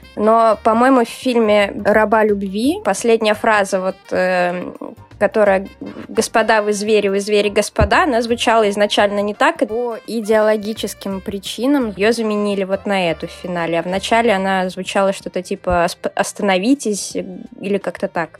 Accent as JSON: {"language": "Russian", "region": "Saint Petersburg", "country": "Russia", "said": "я из славного города Санкт-Петербурга"}